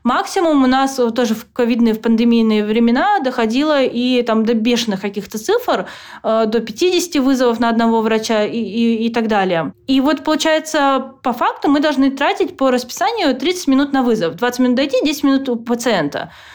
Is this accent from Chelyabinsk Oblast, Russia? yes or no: no; Petrozavodsk, Republic of Karelia, Russia; moved away as an adult; now in United States; я просто девочка из Петрозаводска